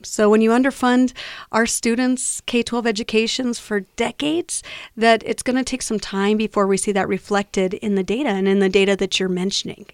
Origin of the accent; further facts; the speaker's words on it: New Mexico, United States; I'm born and raised in New Mexico. I love Albuquerque, love our state, and I live here